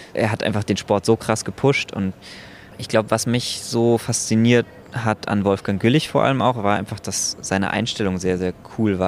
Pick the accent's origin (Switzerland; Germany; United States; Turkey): Germany; Berlin; ich als Berliner